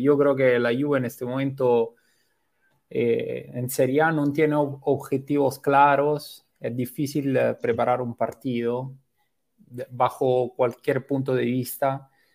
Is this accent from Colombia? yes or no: no; Rome, Lazio, Italy; moved away as an adult; now in Lima, Peru; soy italiano, pero nací en Roma